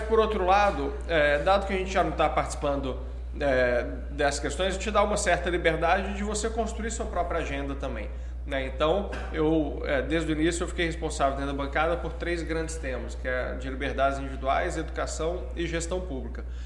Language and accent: Portuguese; Belo Horizonte, Minas Gerais, Brazil; moved away as an adult; also born or lived in Curitiba / São Paulo; eu sou de BH, né? É, estudei lá até o fim do do ensino médio